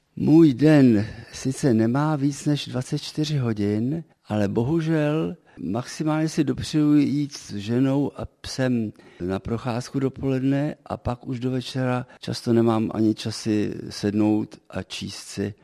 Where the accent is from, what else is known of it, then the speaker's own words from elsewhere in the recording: Prague, Czechia; moved away as an adult; also born or lived in Africa; now in Český Krumlov, Czech Republic; původem jsem skutečně Pražák tedy, Smíchovák, cítím se stále ještě pořád jako Pražák